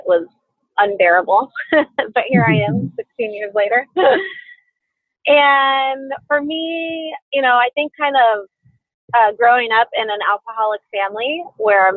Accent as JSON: {"language": "English", "region": "Southern California", "country": "United States", "tie": "born or raised there", "said": "I grew up in Southern California"}